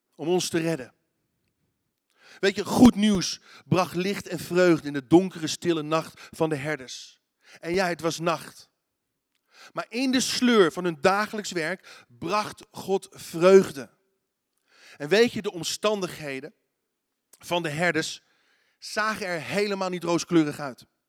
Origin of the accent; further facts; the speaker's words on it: Netherlands; Als Nederlanders